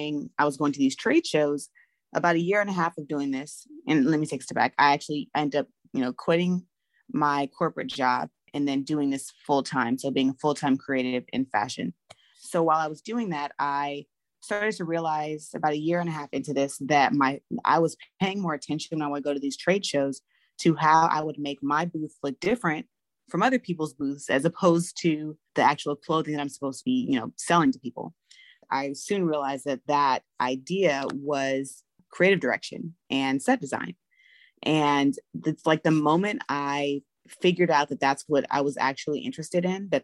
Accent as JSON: {"language": "English", "town": "Los Angeles", "region": "California", "country": "United States", "tie": "born or raised there", "moved": "as an adult", "lives_now": "Atlanta, United States"}